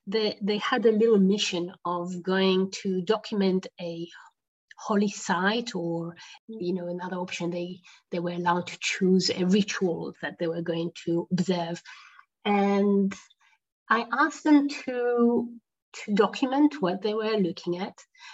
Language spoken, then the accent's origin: English; Jerusalem, Jerusalem District, Israel; We lived in Jerusalem. I grew up in West Jerusalem